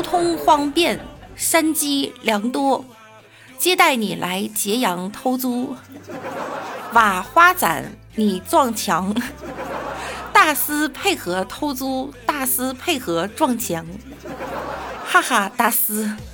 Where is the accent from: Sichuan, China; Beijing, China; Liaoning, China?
Beijing, China; 我们北京人也不都那么说话